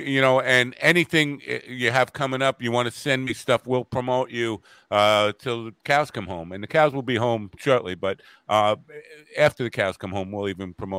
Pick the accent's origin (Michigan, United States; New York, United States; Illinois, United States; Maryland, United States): New York, United States; South Shore, Long Island; as a South Shore guy